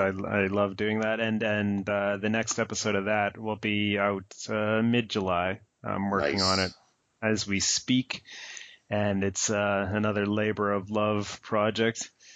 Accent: Calgary, Alberta, Canada; moved away as an adult; also born or lived in Victoria, Canada; now in Vancouver area, Canada; my dear friend Travis, who I grew up with in Calgary, went to junior high and high school

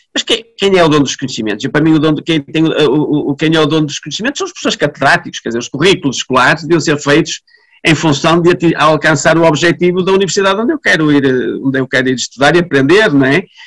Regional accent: Vila Nova de Famalicão, Norte, Portugal; eu nasci em Famalicão, os, os meus pais são de Famalicão, os, as, os meus avós eram de Famalicão, quer dizer, nós somos, fazemos parte desta comunidade

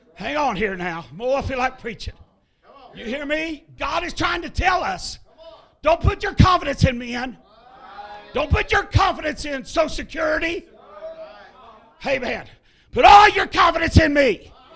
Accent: Ohio, United States; moved away as an adult; now in Tennessee, United States; I am from Ohio originally. I've been in Tennessee 15 years pastoring

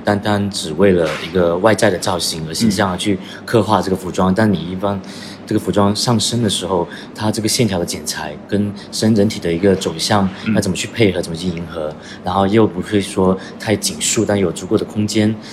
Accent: Guangdong, China; now in London, United Kingdom; 我原本是来自，呃，中国广东，嗯，然后是从在二零六，零六年出，呃，出国留学，然后，呃，一直在伦敦也生活了至少，呃，十年以上

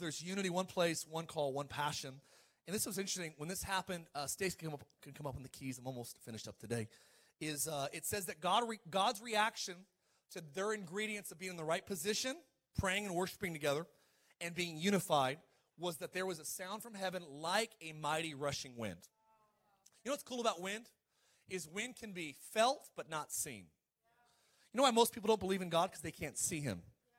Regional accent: Idaho, United States; that's a church we were raised in Idaho.

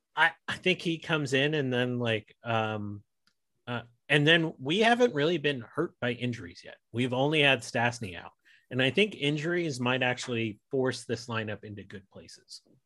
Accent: United States; as an American

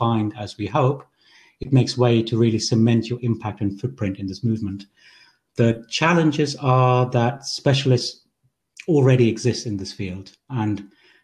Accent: Germany; moved away as an adult; also born or lived in Sri Lanka; now in United Kingdom; We arrived in Germany as refugees when I was 3 years old, and I've lived there for 15 years before we moved again to the UK.

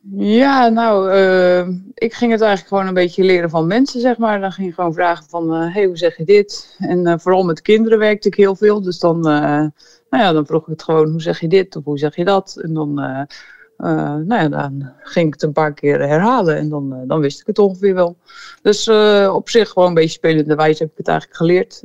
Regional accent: Netherlands; moved away as an adult; now in Moldova; als Nederlanders

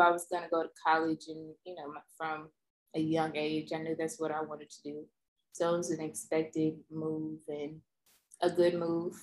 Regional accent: Pass Christian, Mississippi, United States; moved away as an adult; also born or lived in New Orleans, Louisiana / Memphis, Tennessee; now in Houston, United States; my hometown is like an hour or less from new orleans wasn't a big move at all but you know it's kind of big to me i come from a small town pastortown mississippi

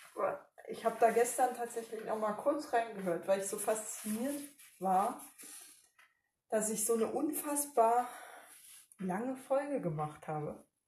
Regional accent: Germany; als Deutsche

